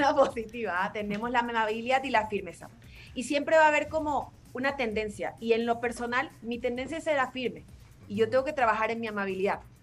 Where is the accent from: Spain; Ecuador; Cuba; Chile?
Ecuador; now in Mexico; Yo soy de Ecuador, pero vivo en México